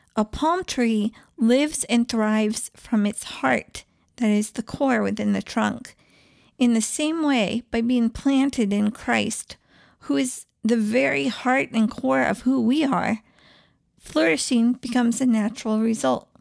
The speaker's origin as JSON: {"language": "English", "region": "East Coast", "country": "United States", "tie": "born or raised there", "also_born_or_lived": "Southwest / India", "moved": "yes", "said": "I grew up on the East Coast"}